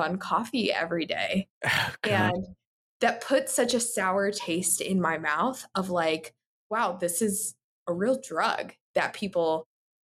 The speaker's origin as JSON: {"language": "English", "town": "Newark", "region": "New Jersey", "country": "United States", "tie": "born or raised there", "also_born_or_lived": "Elizabeth, New Jersey", "moved": "as an adult", "lives_now": "Columbus, United States", "said": "Originally from New Jersey, grew up in Newark, went to high school in Elizabeth"}